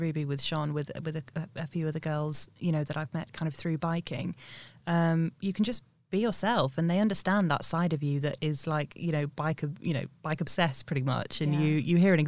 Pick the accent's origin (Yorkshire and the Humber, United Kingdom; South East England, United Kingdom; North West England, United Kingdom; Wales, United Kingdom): Yorkshire and the Humber, United Kingdom; I grew up in North Yorkshire.